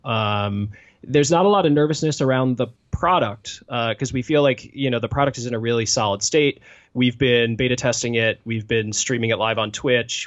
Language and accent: English; Washington, D.C. area, Virginia, United States; moved away as an adult; now in Madison, United States; I grew up in the Washington, D C area in Virginia